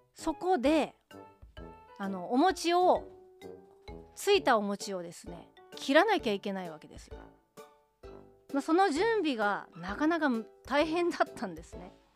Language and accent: Japanese; Hiroshima, Japan; moved away as an adult; also born or lived in Izu, Shizuoka; now in Tokyo, Japan; 18歳までは地元広島で過ごしてましたけれども19歳からは静岡で過ごしていた